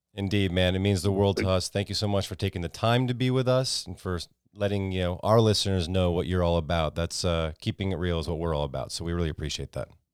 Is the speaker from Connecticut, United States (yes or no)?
yes; Connecticut, United States; moved away as an adult; also born or lived in New York; now in Texas, United States; I grew up in Connecticut, and I moved down to Texas from New York